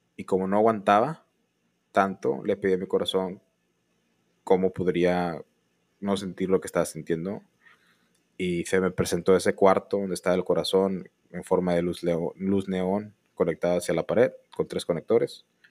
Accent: northern Mexico, Mexico; somos mexicanos del norte

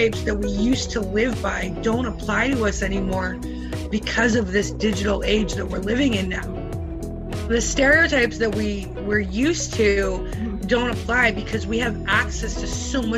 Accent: British Columbia, Canada; when I was growing up in British Columbia

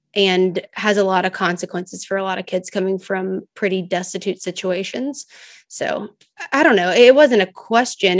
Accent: Memphis, Tennessee, United States; I'm from Memphis

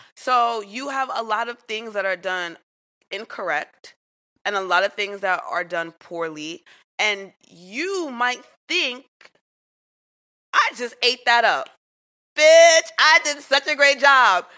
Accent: New York City, New York, United States; I grew up in Queens

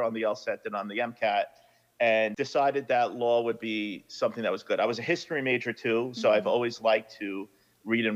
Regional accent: New York, United States; I grew up in Brooklyn

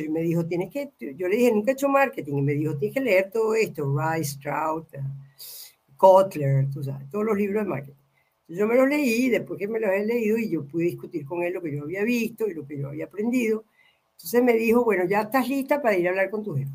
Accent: Venezuela; moved away; also born or lived in Mexico / Argentina; yo soy venezolana

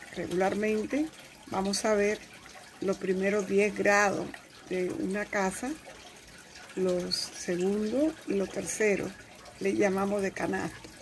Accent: Dominican Republic; moved away; la República Dominicana, que es donde yo nací

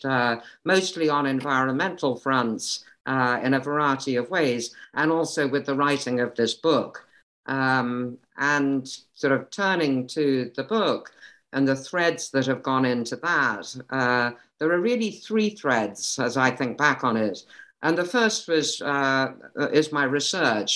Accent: Kent, South East England, United Kingdom; moved away as an adult; also born or lived in Cambridge, United Kingdom / London, United Kingdom; now in Connecticut, United States; I grew up in the UK. I was born in Kent and raised there and went to school there

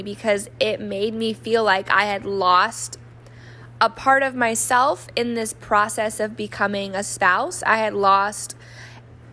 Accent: New Mexico, United States; moved away; I grew up in New Mexico, which rarely gets snow

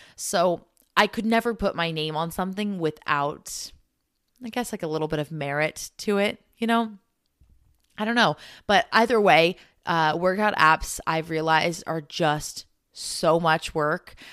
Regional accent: United States; being American

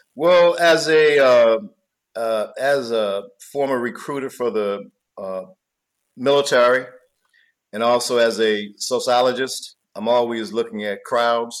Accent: North Carolina, United States; I'm from North Carolina

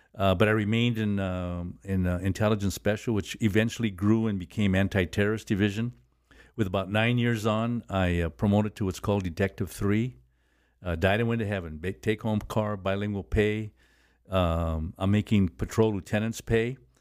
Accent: Los Angeles, California, United States; I was born and raised in Boyle Heights

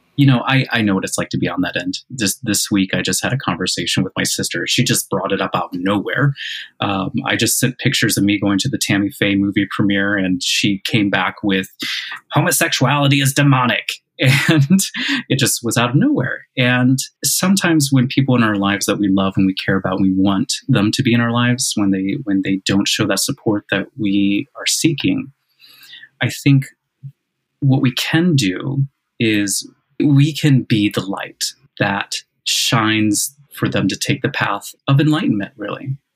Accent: Illinois, United States; I'm from Illinois.

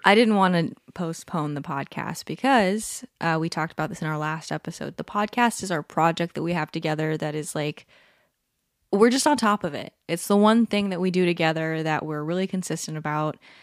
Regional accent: Palm Desert, California, United States; moved away; We are recording this episode from my hometown. We're on a little getaway, a little Airbnb in Palm Desert, California

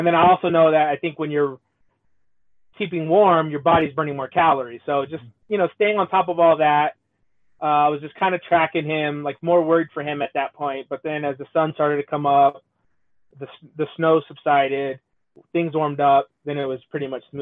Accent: Southern California, United States; I come from SoCal

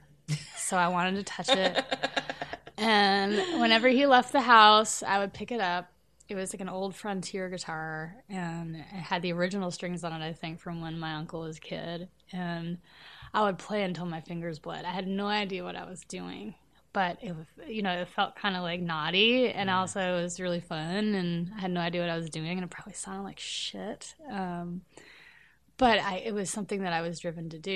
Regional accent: Nutley, New Jersey, United States; moved away as an adult; I grew up in New Jersey, and I lived in Nutley until I was in sixth grade

